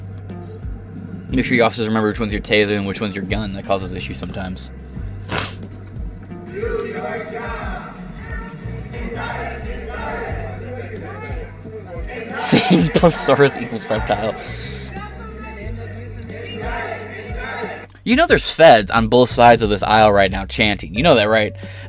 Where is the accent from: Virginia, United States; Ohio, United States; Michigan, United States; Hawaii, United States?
Michigan, United States; I'm not from Detroit, but I live close to Detroit